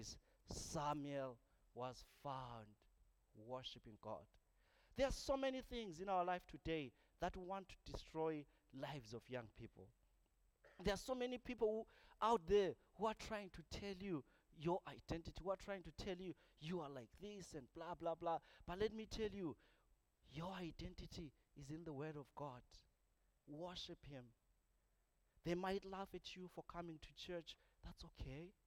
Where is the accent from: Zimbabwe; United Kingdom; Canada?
Zimbabwe; moved away as an adult; I come from Zimbabwe